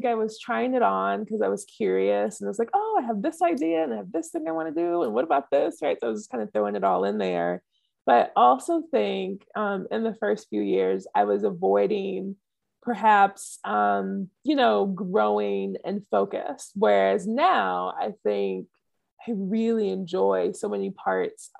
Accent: just outside of New Orleans, Southeast Louisiana, United States; moved away; also born or lived in California / Africa; I grew up in Southeast Louisiana, just outside of New Orleans.

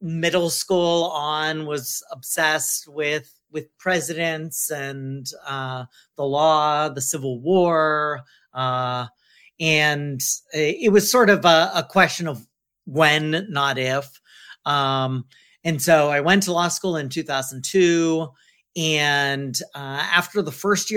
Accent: Youngstown, Ohio, United States; moved away as an adult; also born or lived in Bethesda, Maryland; now in Washington, DC, United States; we had moved quickly back to Ohio, where my dad was from, and so I grew up in Youngstown, Ohio

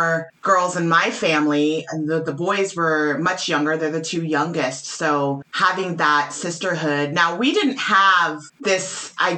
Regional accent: New Mexico, United States; I grew up in New Mexico, so very large Hispanic culture

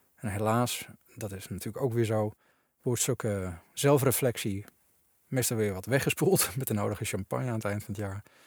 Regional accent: Netherlands; als Nederlandse christenen

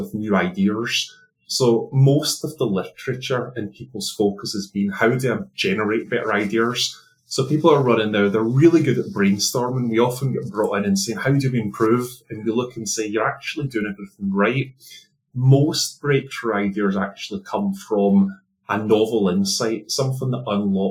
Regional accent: Scotland, United Kingdom; accent: Scottish; now in London, United Kingdom; my accent is originally Scottish

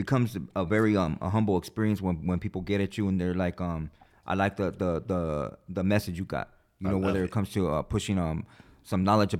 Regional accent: California, United States; Yeah, born and raised.

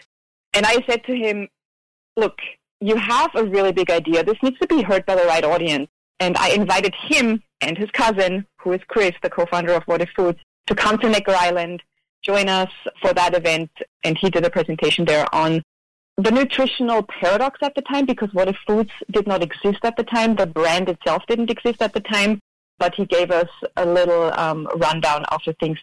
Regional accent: Austria; moved away as an adult; now in Maui, United States; born and raised in Austria

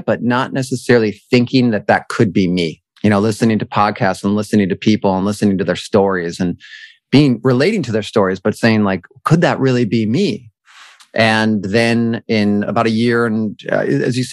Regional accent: Buffalo, New York, United States; moved away as an adult; I grew up in Buffalo, New York, and then moved to New York City to pursue a career as an actor when I graduated from college

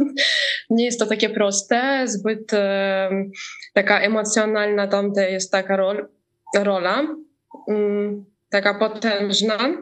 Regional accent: Ukraine; też jestem z Ukrainy

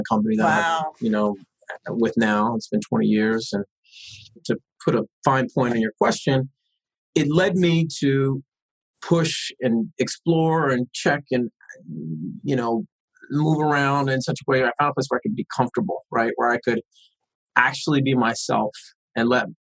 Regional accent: Long Beach, California, United States; The politics that I grew up with in East Long Beach was, you got a problem, you confront it, you speak on it

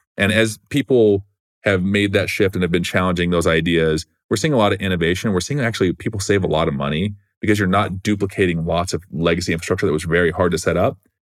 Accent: Gilbert, Arizona, United States; I grew up in Arizona in a small town called Gilbert, Arizona

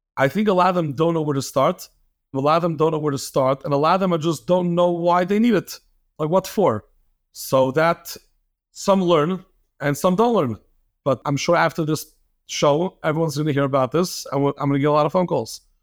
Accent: New York City, New York, United States; moved away as an adult; now in Lakewood, United States; born and raised in Flatbush, got married to a girl from Lakewood, moved to Lakewood, been here for the past fifteen years

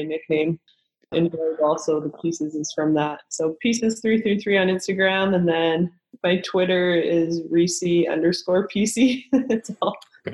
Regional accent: Kelowna, British Columbia, Canada; moved away as an adult; I was from Kelowna, BC, where not a lot of volleyball products come out of at the time

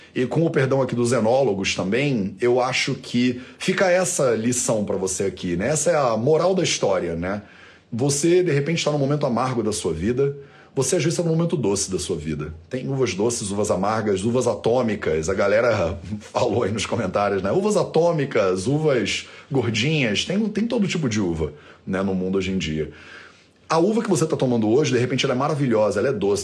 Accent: Rio de Janeiro, Brazil; eu passei grande parte da minha infância na Ilha do Governador, no Rio de Janeiro

